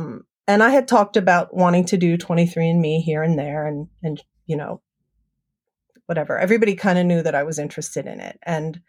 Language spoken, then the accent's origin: English; East Coast, United States; I grew up on the East Coast. I have one younger brother and one younger sister. I grew up in a pretty average 1970s family.